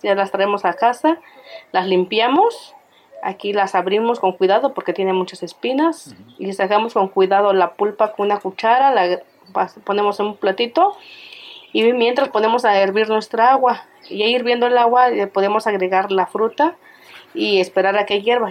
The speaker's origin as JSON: {"language": "Spanish", "town": "San Juan Bautista Cuicatlán", "region": "Oaxaca", "country": "Mexico", "tie": "born or raised there", "said": "soy originaria de San Juan Bautista, Cuicatlán, Oaxaca"}